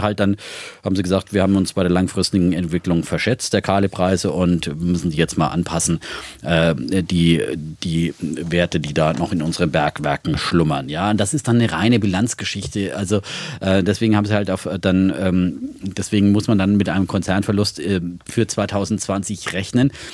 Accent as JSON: {"language": "German", "area": "Hohenlohe Franconia", "region": "Baden-Württemberg", "country": "Germany", "tie": "born or raised there", "said": "meiner fränkischen Heimat, ja, aus dem hoheloischen äh, Frankenland, ähm, das zu Baden-Württemberg"}